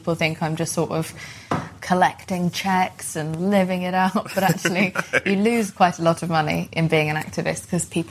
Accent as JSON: {"language": "English", "region": "England", "country": "United Kingdom", "tie": "born or raised there", "said": "I was bullied for being Pakistani in a time in England"}